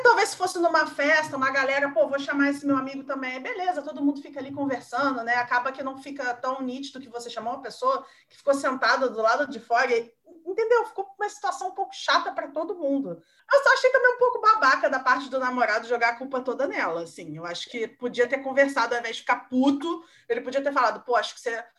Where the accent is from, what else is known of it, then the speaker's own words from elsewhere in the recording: Caxambu, Minas Gerais, Brazil; moved away as an adult; now in Rio de Janeiro, Brazil; eu vim de Minas, eu sou mineira, morei em Minas até terminar a escola, né, até os 18. E aí eu vim para o Rio